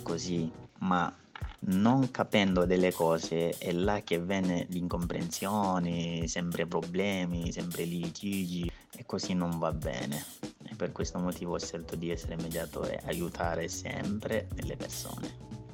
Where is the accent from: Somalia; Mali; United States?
Mali; moved away as an adult; now in Italy; vengo dal Mali